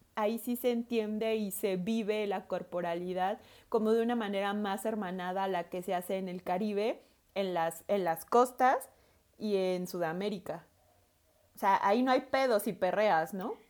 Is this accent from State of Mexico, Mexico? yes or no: no; Veracruz, Mexico; Veracruz, yo soy de Veracruz, en el puerto y en todo el estado